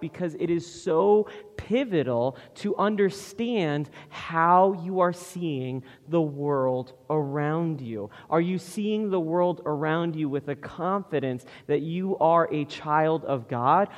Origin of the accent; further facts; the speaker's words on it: United States; Western American people